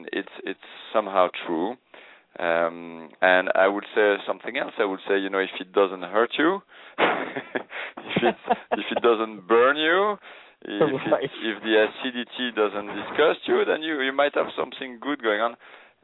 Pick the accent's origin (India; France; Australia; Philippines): France; English is a second language; now in New York, United States; I started out about 13 years ago when I came from France, and I started to actually work for a distributor to learn a little bit about the business.